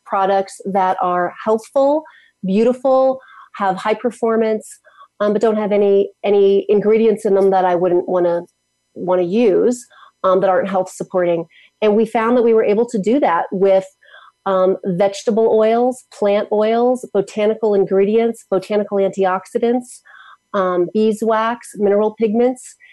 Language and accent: English; United States; I grew up in Washington